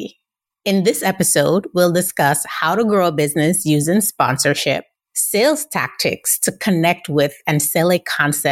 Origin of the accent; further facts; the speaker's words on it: Jamaica; I'm Jamaican myself.